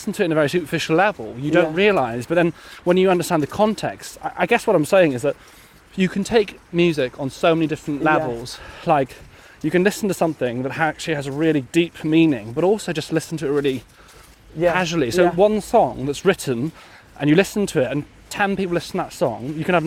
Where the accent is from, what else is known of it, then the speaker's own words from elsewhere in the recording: Welsh, Wales, United Kingdom; also born or lived in Plymouth; I'm Welsh